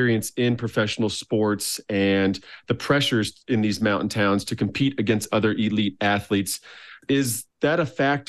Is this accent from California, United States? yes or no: no; Park City, Utah, United States; I grew up in Park City my whole life